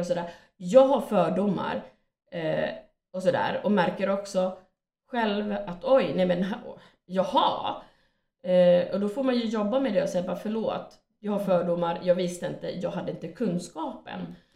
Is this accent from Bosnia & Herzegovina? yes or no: no; Finland; also born or lived in Sweden; jag är från Finland.